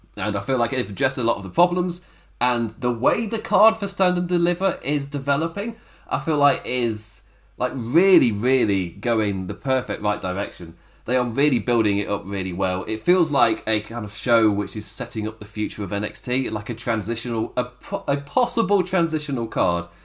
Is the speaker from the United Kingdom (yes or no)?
yes; England, United Kingdom; I'm English as well